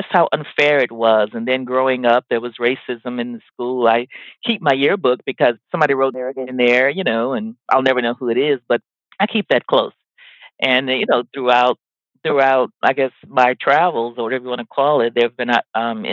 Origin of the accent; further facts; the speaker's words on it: Mobile, Alabama, United States; moved away; I was born in Mobile, Alabama.